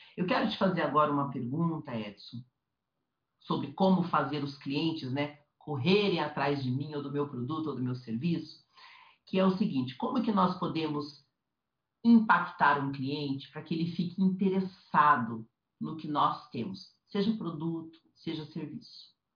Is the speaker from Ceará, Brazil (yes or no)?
no; Curitiba, Paraná, Brazil; moved away as an adult; now in São Paulo, Brazil; Eu saí de Curitiba, né, que é a cidade que eu fui criada anos e anos